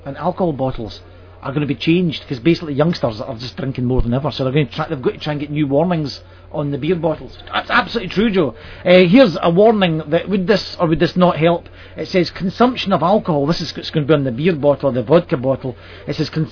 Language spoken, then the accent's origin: English; Glasgow, Scotland, United Kingdom; also born or lived in Edinburgh; I've spent about 18 years in Glasgow, about the same again in Edinburgh, then back to Glasgow for a few more years.